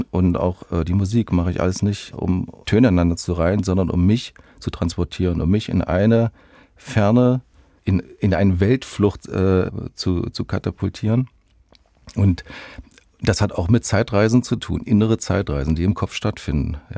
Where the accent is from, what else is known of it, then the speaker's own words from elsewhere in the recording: Halle, Saxony-Anhalt, Germany; born there; In Halle an der Saale.